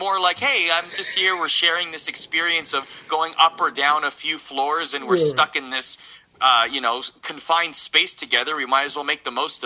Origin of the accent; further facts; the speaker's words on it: Toronto, Ontario, Canada; moved away as an adult; now in New York State, United States; born and raised in Toronto and very proud to be